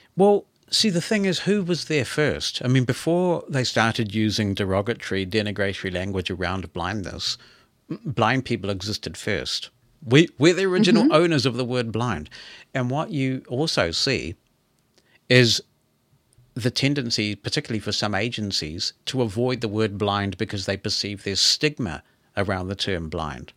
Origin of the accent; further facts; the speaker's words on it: New Zealand; I'm a New Zealander